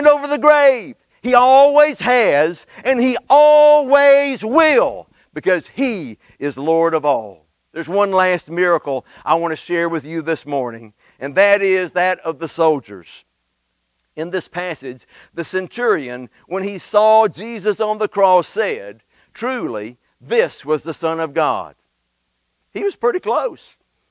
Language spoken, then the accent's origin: English; Red Level, Alabama, United States; born or raised there